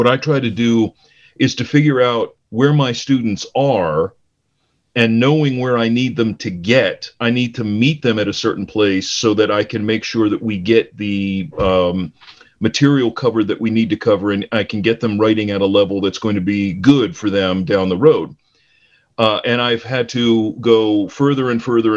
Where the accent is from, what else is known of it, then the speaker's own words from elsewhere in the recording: Cleveland, Ohio, United States; I grew up in Cleveland, in the Cleveland area